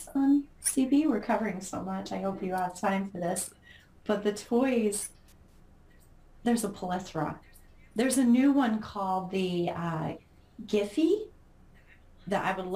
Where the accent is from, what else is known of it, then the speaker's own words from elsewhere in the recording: Utah, United States; moved away; mine's in my hometown